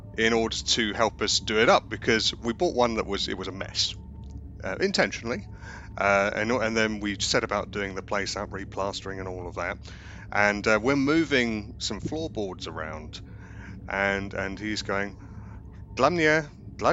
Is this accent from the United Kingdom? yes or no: yes; United Kingdom; we're both Brits